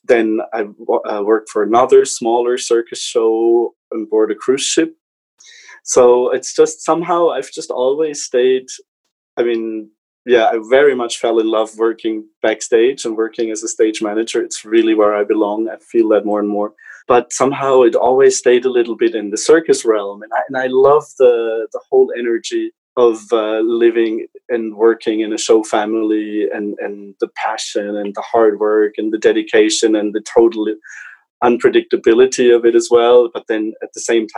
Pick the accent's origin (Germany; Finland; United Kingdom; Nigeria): Germany; moved away as an adult; also born or lived in Switzerland; I come originally from Germany and worked a while in Switzerland for management consulting companies